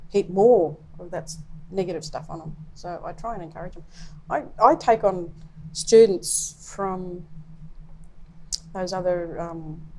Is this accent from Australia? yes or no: yes; Australia; I identify as an Aboriginal person.